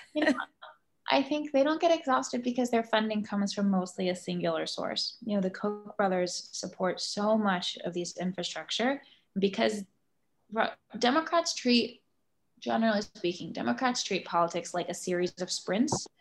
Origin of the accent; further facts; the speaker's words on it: Virginia, United States; now in New York, United States; I live in New York, uh, I'm from Virginia, which is now a blue state